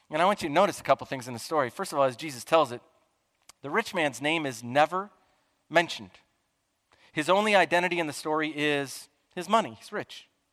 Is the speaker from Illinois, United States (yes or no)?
yes; Chicago, Illinois, United States; I'm from Chicagoland